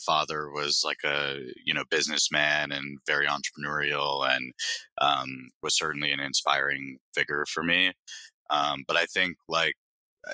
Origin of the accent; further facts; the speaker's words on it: Broward County, South Florida, United States; moved away as an adult; also born or lived in New York; born and raised in South Florida in Broward County, which is just north of Miami